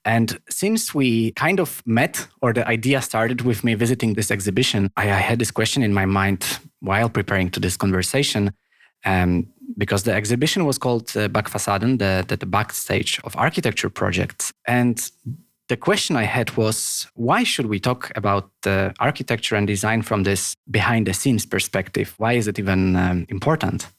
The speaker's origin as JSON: {"language": "English", "country": "Poland", "first_language": "Polish", "second_language": "English", "moved": "yes", "lives_now": "Copenhagen, Denmark", "said": "Polish, which is my native language"}